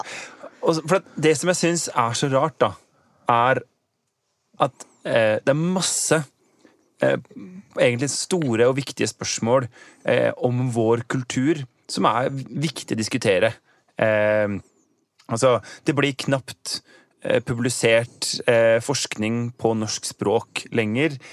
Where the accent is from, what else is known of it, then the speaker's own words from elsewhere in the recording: Oslo, Norway; now in Bergen, Norway; som man kanskje kan høre, så kommer jeg fra Oslo